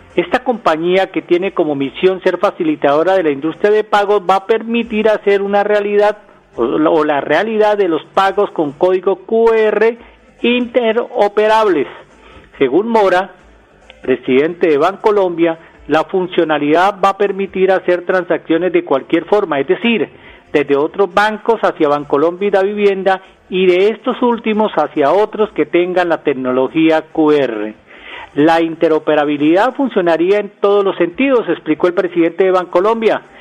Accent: Colombia

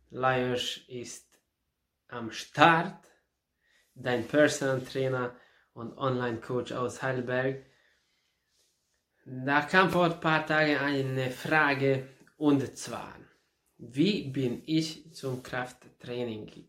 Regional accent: Ada, Vojvodina, Serbia; Und da in, in Serbien, in meiner Heimatstadt, in Ada, habe ich damit, äh, habe mich damit be beschäftigt.

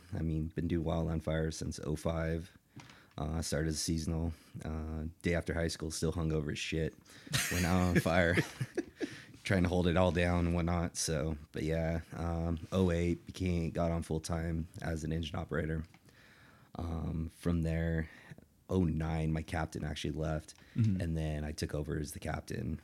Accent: Kingman, Arizona, United States; moved away as an adult; also born or lived in Phoenix, Arizona; now in Northern Nevada, United States; back home, I was from Kingman, Arizona

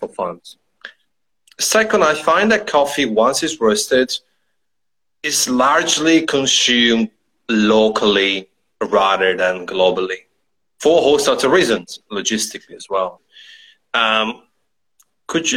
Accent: Italy; moved away; I come from the mountains in Italy

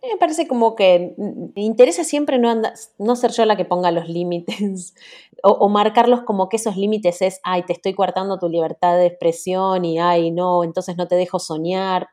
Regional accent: Argentina; nací en Argentina, soy la, primera argentina de familia uruguaya completa

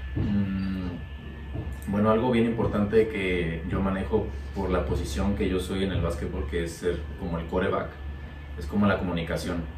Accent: Veracruz, Mexico; en mi pueblo

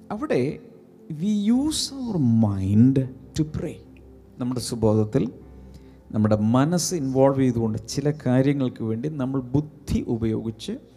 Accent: Malayali, Kerala, India; ഞാൻ മലയാളിയാണ്

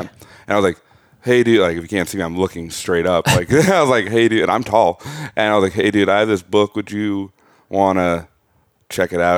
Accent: Burnsville, Minnesota, United States; also born or lived in St. Cloud; I grew up in Burnsville, like a suburb, like twenty minutes south

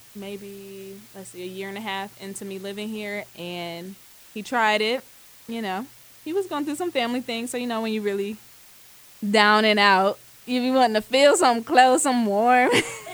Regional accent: Ohio, United States; moved away as an adult; now in Atlanta, United States; live currently here in Atlanta by way of Ohio. I'm from Ohio

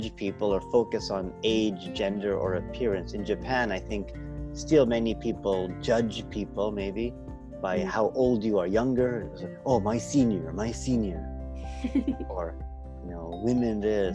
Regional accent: Canada; I'm from Canada

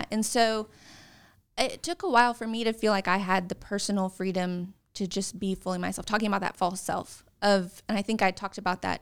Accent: Texas, United States; also born or lived in California / Arizona / Arkansas / New Jersey; I was born in Texas. I I moved around a lot

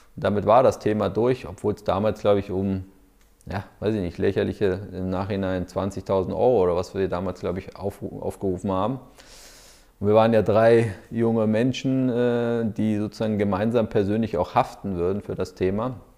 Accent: Berlin, Germany; ich bin ja auch Berliner

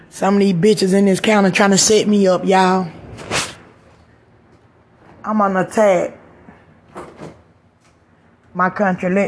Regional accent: United States; I'm from America.

